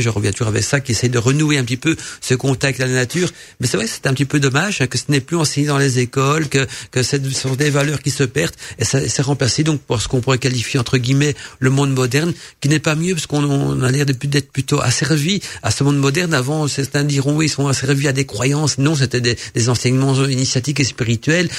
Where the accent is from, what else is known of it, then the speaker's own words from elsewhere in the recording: Belgium; accent: Belgian; avec mon accent belge